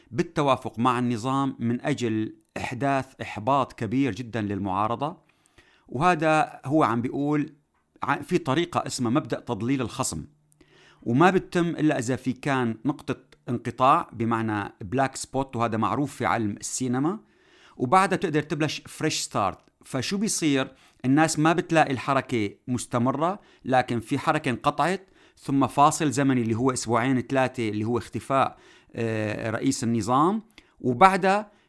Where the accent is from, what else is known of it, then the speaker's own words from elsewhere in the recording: Syria; نقدر نفرض كسوريين الحل اللي نحن بدنا اياه كشعب سوري في كل المناطق